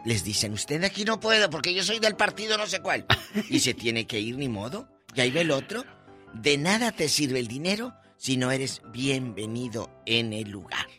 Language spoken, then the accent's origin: Spanish; Matamoros, Tamaulipas, Mexico; Un beso a mi tierra y a mis paisanos en Matamoros, Tamaulipas